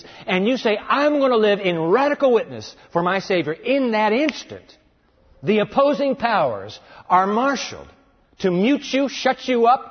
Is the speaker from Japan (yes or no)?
yes; Japan; I was born in Japan